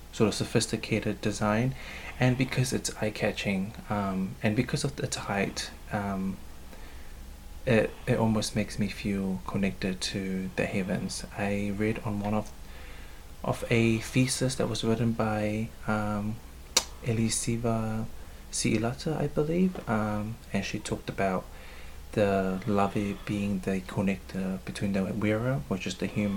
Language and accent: English; Auckland, New Zealand; also born or lived in Hastings, New Zealand; I was born in Hastings and raised in Mangere, South Auckland